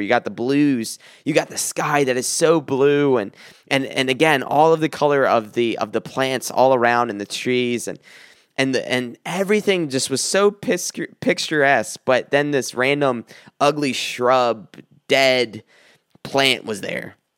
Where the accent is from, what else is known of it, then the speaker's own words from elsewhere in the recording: South Carolina, United States; moved away; I came from South Carolina and I was born and raised there